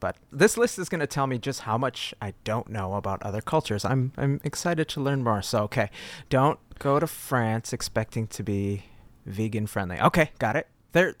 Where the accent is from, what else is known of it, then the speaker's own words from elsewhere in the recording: United States; I think as an American